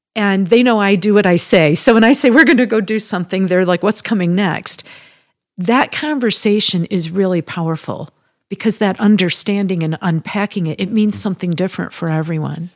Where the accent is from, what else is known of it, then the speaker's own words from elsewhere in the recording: Midwest, United States; moved away as an adult; also born or lived in Chicago, United States / Michigan, United States; now in Colorado, United States; I'm a Midwesterner by, uh, upbringing and spent many years living in Chicago and Michigan